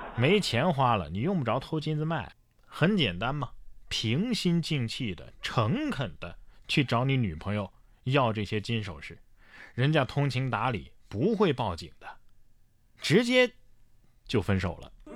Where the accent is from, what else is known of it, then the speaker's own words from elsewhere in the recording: Sichuan, China; 我们四川人